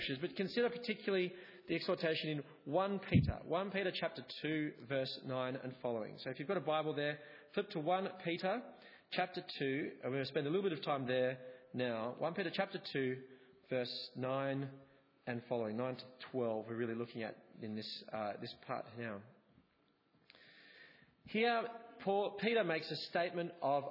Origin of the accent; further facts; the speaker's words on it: Australia; also born or lived in England; I was an Australian living in England. My difference was rooted in my identity of being Australian